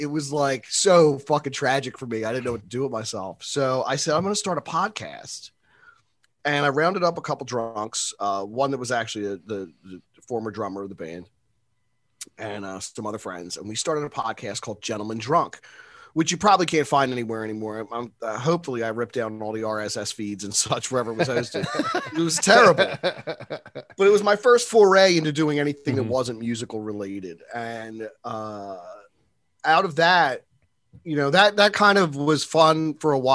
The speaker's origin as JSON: {"language": "English", "town": "Philadelphia", "region": "Pennsylvania", "country": "United States", "tie": "born or raised there", "said": "I was actually born in Philly. And I was raised in an area called Olney until I was about 10. And then we moved up to the Northeast."}